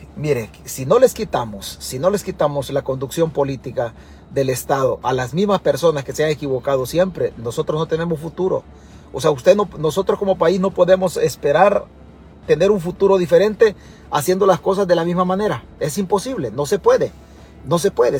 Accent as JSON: {"language": "Spanish", "country": "El Salvador"}